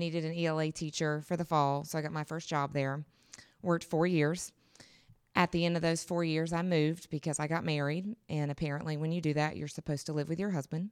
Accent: North Carolina, United States; I'm originally from North Carolina, western half of the state

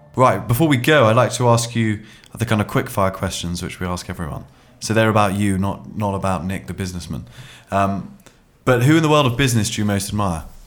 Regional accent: Oxford, South East England, United Kingdom; I grew up in Oxford

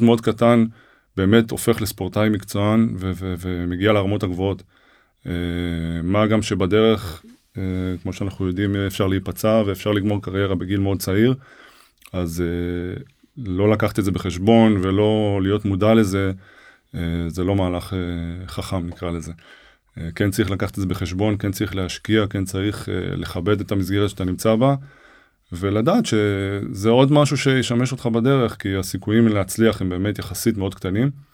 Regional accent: Ra'anana, Central District, Israel; also born or lived in Herzliya; אבא שלי היה מעורב מאוד במחלקת הנוער במכבי רעננה, אה, איפה שגדלתי

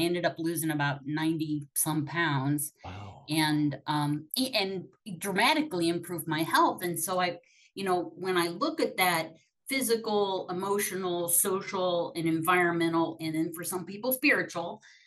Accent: Akron, Ohio, United States; I'm from Akron. Like I'm from the AA capital

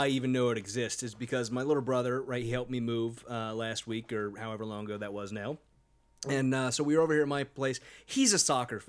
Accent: United States; I'm American. We don't have to learn other languages.

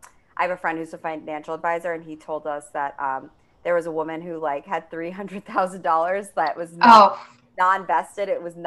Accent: New York City, New York, United States; I grew up on the Upper East Side of Manhattan.

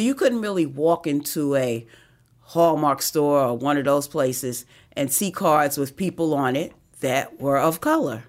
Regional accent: New York City, New York, United States; moved away as an adult; also born or lived in Harlem; now in Georgia, United States; I was born and raised on the Upper West Side of Manhattan. Lived in Harlem for seventeen years before coming to Georgia

